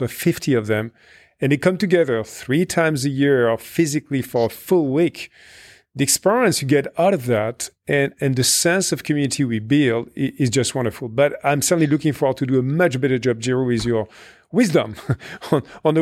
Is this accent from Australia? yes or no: no; France; in my home country in France